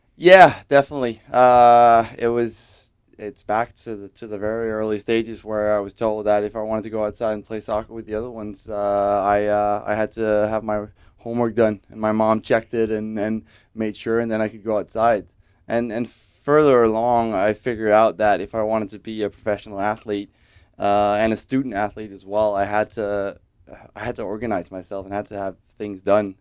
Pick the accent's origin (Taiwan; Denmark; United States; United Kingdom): Denmark; moved away as an adult; now in Vancouver, Canada; still see every time I'm back in Denmark